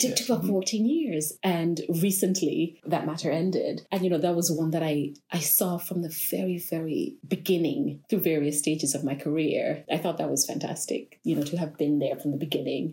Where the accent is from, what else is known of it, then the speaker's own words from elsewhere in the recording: Tortola, British Virgin Islands; I am from the British Virgin Islands here in Tortola, born and bred, primary school, secondary school, only left to go to college